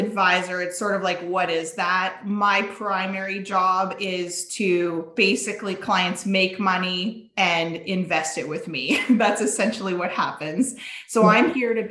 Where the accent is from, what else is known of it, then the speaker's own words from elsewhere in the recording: Saskatchewan, Canada; moved away as an adult; now in Alberta, Canada; born and raised in Saskatchewan, small town Saskatchewan girl